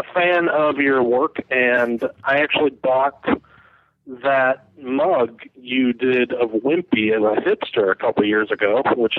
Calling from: Illinois, United States; I'm calling from Illinois.

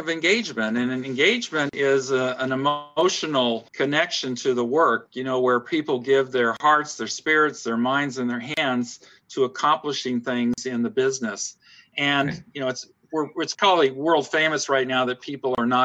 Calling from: Augusta, Georgia, United States; I'm speaking from Augusta, Georgia, in the deep south of the United States of America.

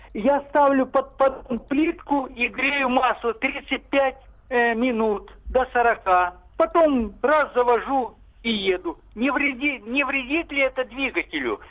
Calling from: Vladivostok, Primorsky Krai, Russia; Я звоню из Владивостока

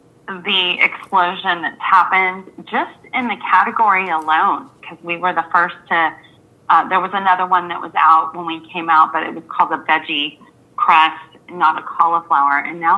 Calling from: Florida, United States; I'm calling in from Florida

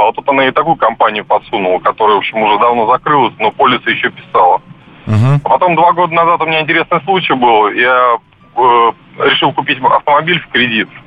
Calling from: Moscow, Russia; Здравствуйте, я из Москвы.

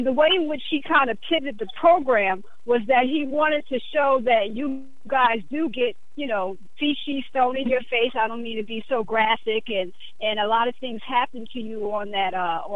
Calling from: New Jersey, United States; I'm calling from New Jersey.

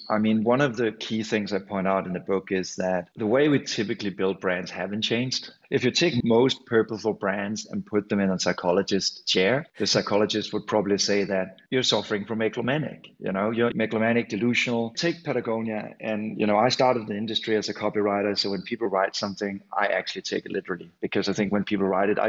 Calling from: Copenhagen, Capital Region of Denmark, Denmark; from a Scandinavian perspective, I'm calling in from Copenhagen today

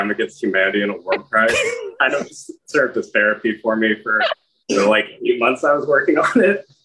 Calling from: Pasadena, California, United States

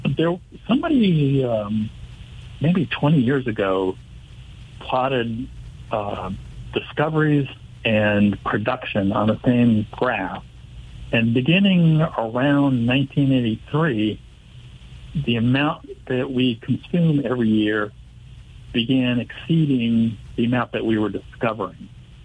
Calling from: Carrboro, North Carolina, United States; also born or lived in Massachusetts; I'm in Carrboro, North Carolina.

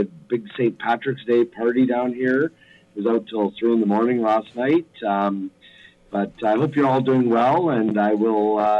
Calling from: Mazatlan, Sinaloa, Mexico; I'm calling from Mazatlan, Mexico, and I'm calling for the Bunker Project.

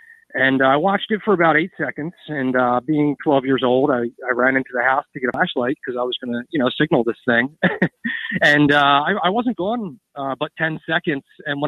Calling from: East Coast, United States

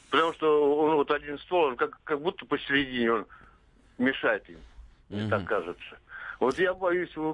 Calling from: Ivanovo Oblast, Russia; Алло, я из Ивановской области.

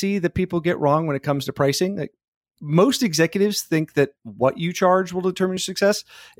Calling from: Austin, Texas, United States; Austin, Texas.

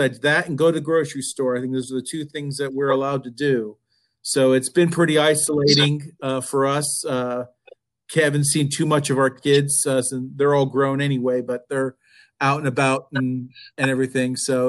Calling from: Alexandria, Virginia, United States; I'm in Alexandria, Virginia, just outside of Washington, D.C., also under lockdown, like the rest of you.

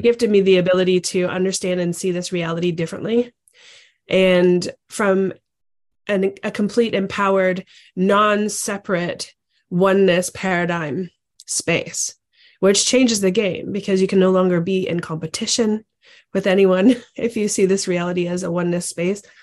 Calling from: Ontario, Canada; I'm actually calling in from Ontario, Canada.

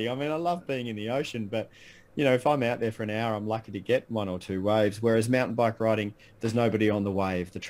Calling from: Bellbrae, Victoria, Australia; I live in a little town called Bellbrae, which is um, right next to Bell's Beach.

